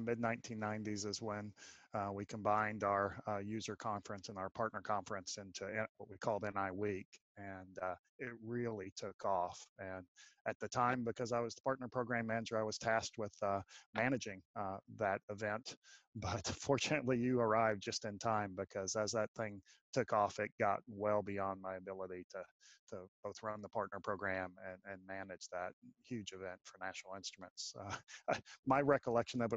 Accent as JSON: {"language": "English", "town": "Austin", "region": "Texas", "country": "United States", "tie": "born or raised there", "said": "I was born and raised right here in Austin, Texas"}